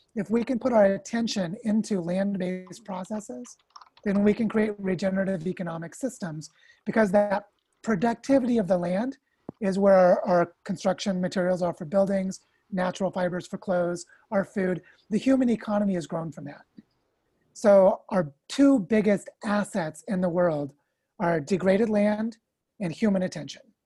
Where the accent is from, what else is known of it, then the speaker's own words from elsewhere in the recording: United States; I'm also from the United States